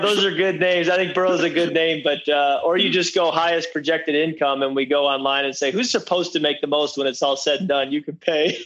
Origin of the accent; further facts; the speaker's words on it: Michigan, United States; moved away as an adult; also born or lived in Washington; now in Minnesota, United States; I'm growing up in Michigan.